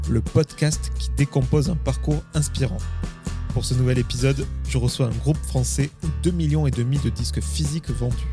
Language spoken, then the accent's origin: French; Vernouillet, Île-de-France, France; Des Yvelines